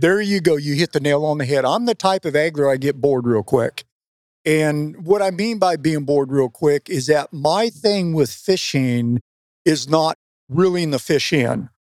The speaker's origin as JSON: {"language": "English", "region": "West Coast", "country": "United States", "tie": "born or raised there", "moved": "yes", "said": "I grew up on the West Coast"}